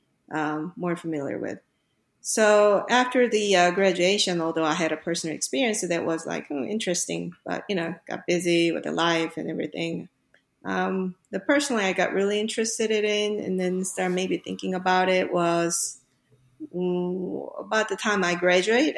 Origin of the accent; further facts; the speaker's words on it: South Korea; moved away as an adult; I grew up in Korea